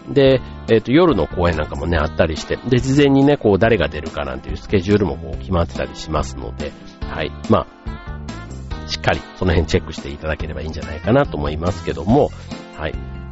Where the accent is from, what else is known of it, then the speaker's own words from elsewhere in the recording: Kansai, Japan; 関西の出身